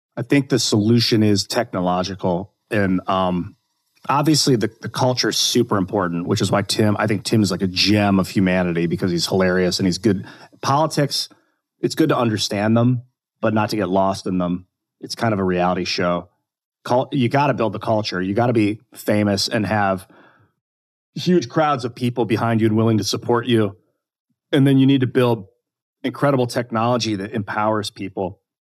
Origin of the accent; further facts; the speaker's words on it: United States; growing up in the United States